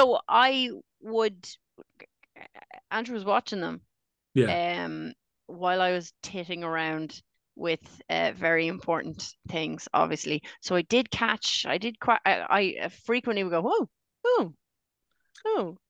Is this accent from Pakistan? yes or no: no; Australia; accent: Australian; I'd like to thank the Academy in my Australian accent, which I have. I've just been pretending to be Irish this whole time.